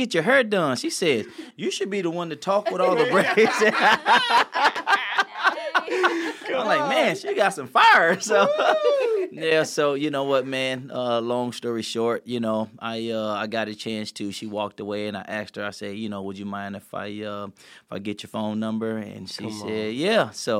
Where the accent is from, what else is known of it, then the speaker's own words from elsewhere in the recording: St. Louis, Missouri, United States; we grew up in St. Louis, and we grew up in the city of it. And so it was, like, it was tough growing up there